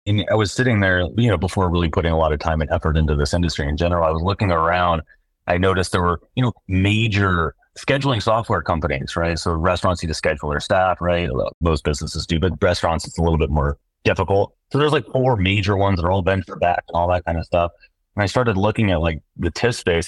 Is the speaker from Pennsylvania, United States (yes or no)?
no; Seattle, Washington, United States; born and raised in Seattle